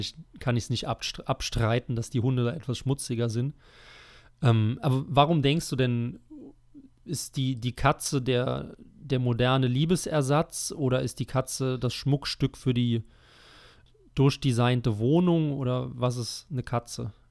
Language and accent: German; Rhineland-Palatinate, Germany; meiner Heimat